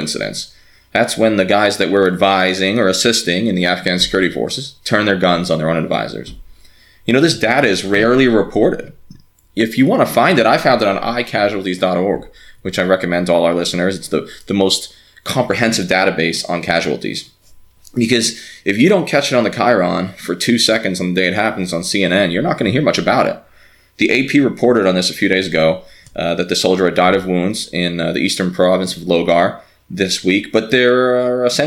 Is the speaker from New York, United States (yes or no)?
yes; New York, United States; moved away; I'm a New Yorker, and so I guess an honorary Jersey person